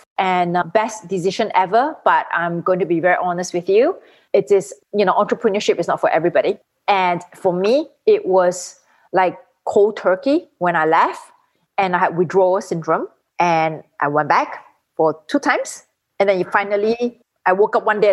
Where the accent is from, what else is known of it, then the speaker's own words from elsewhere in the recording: Singapore; moved away as an adult; now in Miami, United States; I'm originally from Singapore, and I started my hospitality career at the Raffles Hotel in Singapore